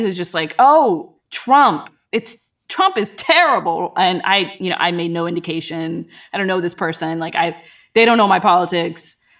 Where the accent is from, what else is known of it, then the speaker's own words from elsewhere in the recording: Pakistan; moved away; I was from Pakistan, you know, and it's like, we're Muslims there